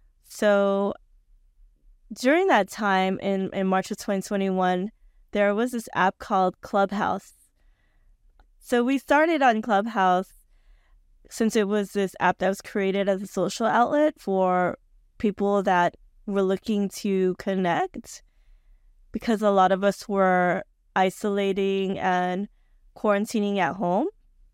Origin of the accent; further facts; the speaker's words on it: Western Visayas, Philippines; so whenever I tell my folks that I'm from Capiz, they're usually like, oh my god, that's where the aswangs are from, and then I joke and tell them I'm aswang too.